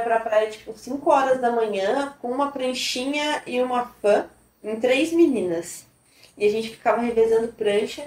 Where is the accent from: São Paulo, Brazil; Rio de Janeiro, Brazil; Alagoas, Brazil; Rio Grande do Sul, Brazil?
São Paulo, Brazil; Ubatuba; also born or lived in Taboão da Serra, São Paulo; E aí, com dois anos de idade, quase três, eu mudei para Batuba. Minha família se mudou para cá. Eu cresci literalmente na beira da praia